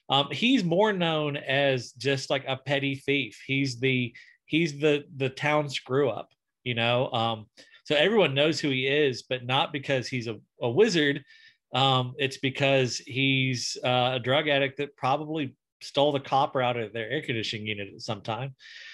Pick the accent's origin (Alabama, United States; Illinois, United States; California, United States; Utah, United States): Alabama, United States; deep South; I'm from deep South Alabama.